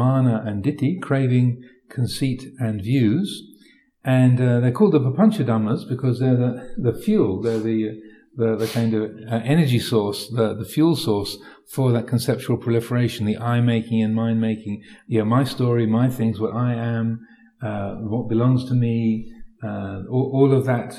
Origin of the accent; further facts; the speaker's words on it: United Kingdom; I'm British